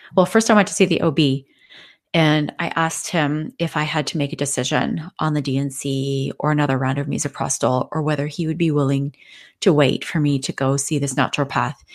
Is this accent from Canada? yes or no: yes; Canada; I'm from Canada